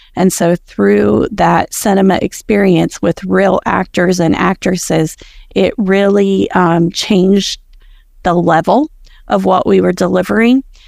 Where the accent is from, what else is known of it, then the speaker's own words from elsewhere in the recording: rural Appalachia, United States; my rural Appalachia hometown area where I grew up and where I, um, work